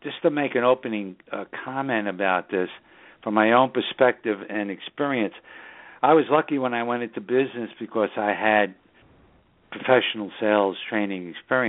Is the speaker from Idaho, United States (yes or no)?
no; New York City, New York, United States; now in Southern Hudson Valley, United States; that's just the northern suburbs of New York City, my hometown